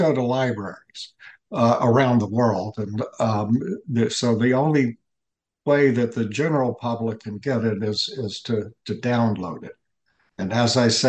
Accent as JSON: {"language": "English", "town": "Atlanta", "region": "Georgia", "country": "United States", "tie": "born or raised there", "said": "I'm a Southerner. Father's side of the family is from South Carolina, and my mother's from Chattanooga, Tennessee, and I grew up in Atlanta"}